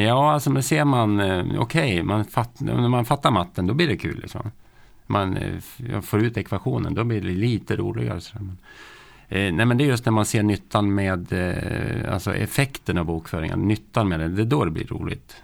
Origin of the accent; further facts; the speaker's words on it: Hudiksvall, Gävleborg County, Sweden; Jag kommer från Hudiksvall